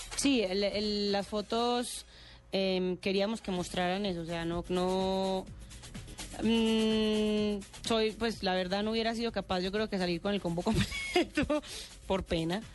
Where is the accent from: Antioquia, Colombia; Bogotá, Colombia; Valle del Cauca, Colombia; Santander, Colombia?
Antioquia, Colombia; Medellín; accent: paisa; yo soy de Medellín